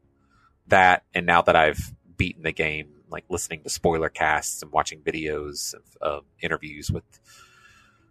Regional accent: United States; as an American

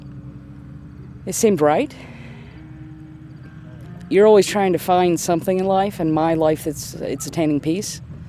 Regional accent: Gaffney, South Carolina, United States; I'm from Gaffney, South Carolina.

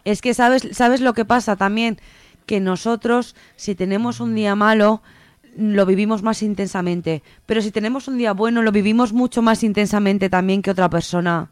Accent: Teruel, Aragon, Spain; moved away as an adult; now in Zaragoza, Spain; yo, vivía en Teruel, eh, yo soy de Teruel y me vine a estudiar aquí a Zaragoza

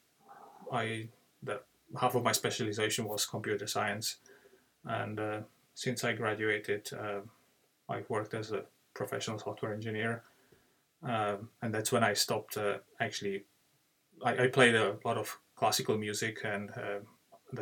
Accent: Czechia; moved away as an adult; now in Dublin, Ireland; I live in Ireland, but I'm from Czech Republic, which is a small country in the Central Europe.

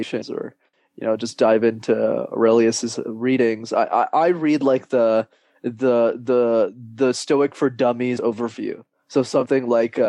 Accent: Montreal, Quebec, Canada; I love Montreal. That's why I never left

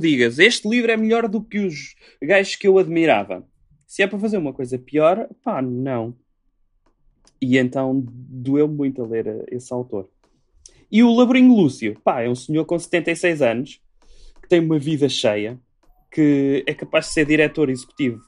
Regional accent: Portugal; Eu sou português

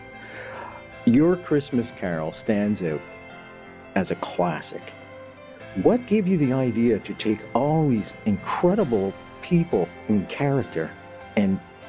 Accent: Montreal, Quebec, Canada; now in Kingston, Canada; I grew up in Montreal, and I now make Kingston my home.

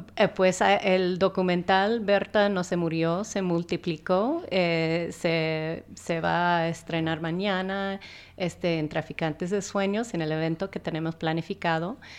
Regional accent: United States; Spanish is a second language; como gringa

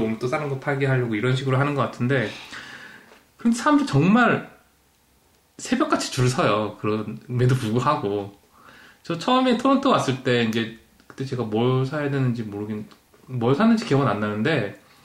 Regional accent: South Korea; also born or lived in Toronto, Canada; now in London, Canada; 한국에서 추석 때 다들 모이면

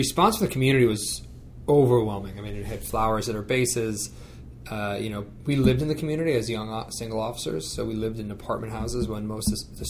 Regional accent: United States; also born or lived in Giessen, Germany; when you walk around Germany as an American soldier, you stand out

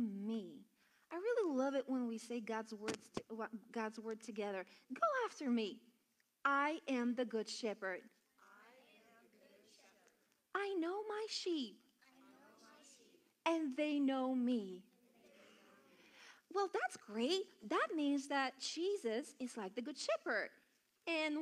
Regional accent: Bulgaria; now in United States; I'm from Bulgaria

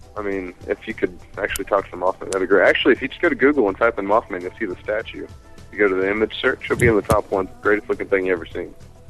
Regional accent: Point Pleasant, West Virginia, United States; My hometown, buddy. I live in Point Pleasant, West Virginia. It's right on the border of it with Ohio.

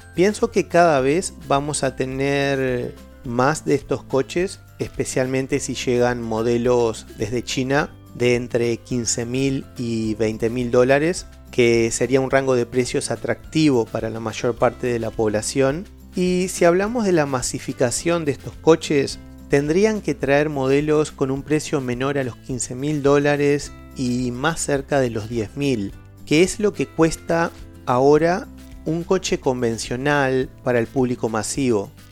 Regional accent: Uruguay; soy de Uruguay

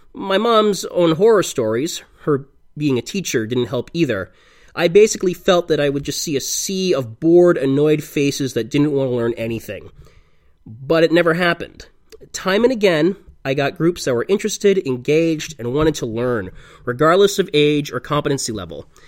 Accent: United States; moved away as an adult; now in Prague, Czech Republic; four months the day I left America for the Czech Republic

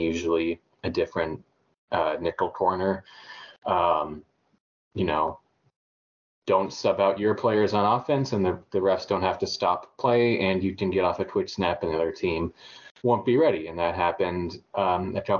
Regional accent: Texas, United States; moved away; growing up in Texas

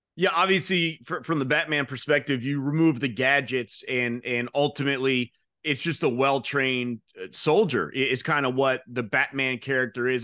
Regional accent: Georgia, United States; I'm from Georgia

